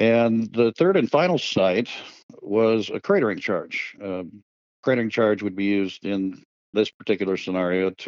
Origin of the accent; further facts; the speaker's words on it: Pacific Northwest, United States; growing up in the Pacific Northwest